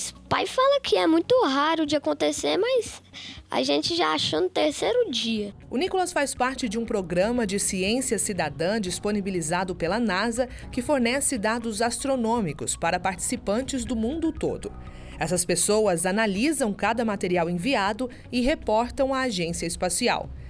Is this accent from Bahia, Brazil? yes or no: yes; Itagi, Bahia, Brazil; born there; Itagi, Bahia.